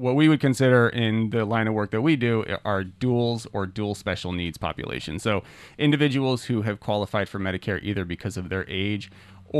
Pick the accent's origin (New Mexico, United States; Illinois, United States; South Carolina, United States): New Mexico, United States; moved away as an adult; now in New Hampshire, United States; I'm from New Mexico originally, so we don't get a lot of rain out there